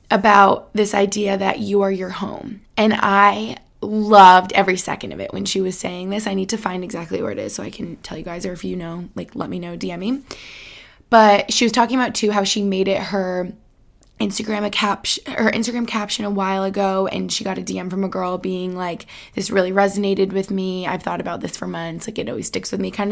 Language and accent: English; Albany, New York, United States; also born or lived in Boston, Massachusetts; now in Allentown, United States; my hometown in Albany